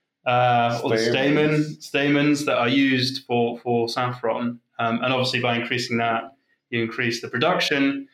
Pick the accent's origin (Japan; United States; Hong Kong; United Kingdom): United Kingdom; I grew up in the UK